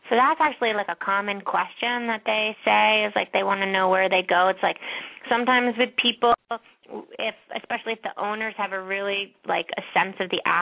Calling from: Studio City, California, United States; I'm call I'm calling from Studio City.

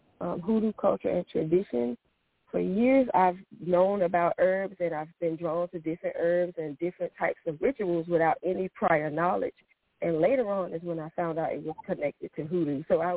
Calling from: North Carolina, United States; I'm calling from North Carolina.

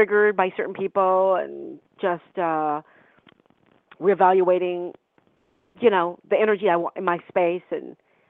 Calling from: California, United States

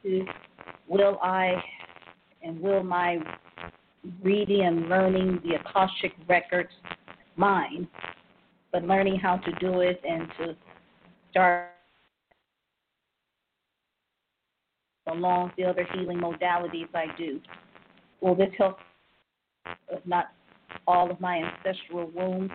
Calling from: Cleveland, Ohio, United States; I'm calling from Cleveland, Ohio

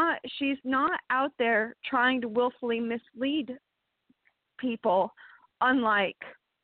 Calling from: Tigard, Oregon, United States; Hi, this is … calling from Tigard, Oregon.

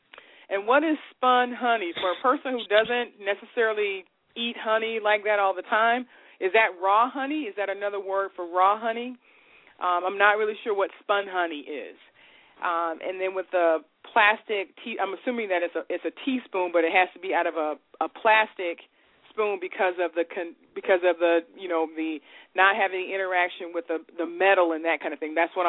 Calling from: Virginia, United States; I'm calling from Virginia.

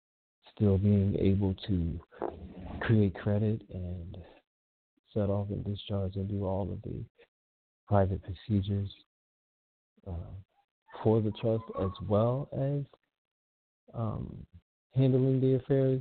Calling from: Columbus, Ohio, United States; I'm calling from Columbus, Ohio.

